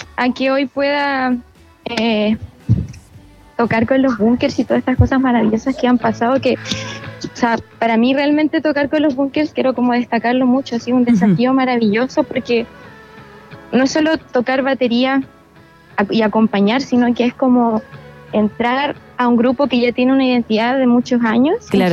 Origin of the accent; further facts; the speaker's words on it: La Unión, Los Ríos, Chile; also born or lived in Valdivia; Mira, yo nací en Valdivia, pero crecí en La Unión.